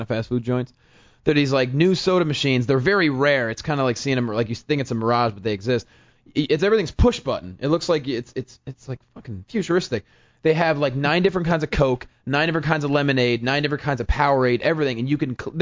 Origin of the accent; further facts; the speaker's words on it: Northampton, Pennsylvania, United States; also born or lived in Philadelphia; Grew up in Northampton. Went to college in Philly